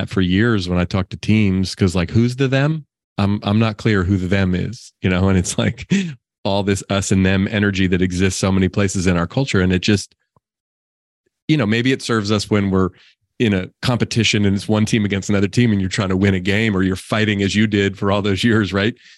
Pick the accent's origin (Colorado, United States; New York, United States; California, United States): California, United States; Oakland; also born or lived in Marin County, California; I grew up in Oakland, California. I still live in the Bay Area, not in Oakland anymore